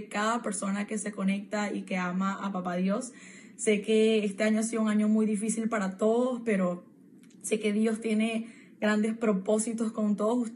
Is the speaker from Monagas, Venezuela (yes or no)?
no; Caracas, Capital District, Venezuela; now in Orlando, United States; tengo 22 años, soy de Caracas, Venezuela y me encuentro actualmente en Orlando, Florida.